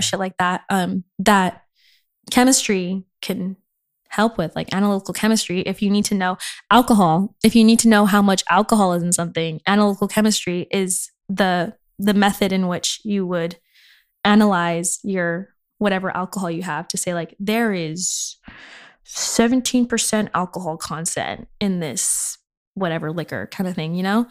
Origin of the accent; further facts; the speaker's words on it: Inland Empire, California, United States; I'm from the Inland Empire